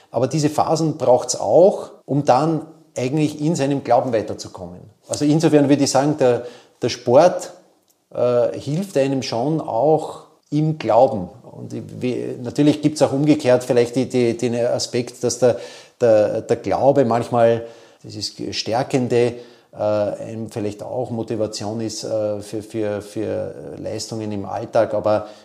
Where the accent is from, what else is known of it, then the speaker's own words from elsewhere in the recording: Vienna, Austria; der ist bei uns im sechsten Bezirk, wo ich aufgewachsen bin, immer zunächst einmal äh, auf, entlang der Gumpendorfer Straße äh, gegangen.